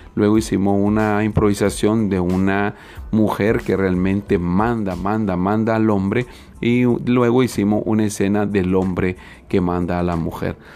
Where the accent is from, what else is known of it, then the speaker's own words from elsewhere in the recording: Nicaragua; nuestra amada Nicaragua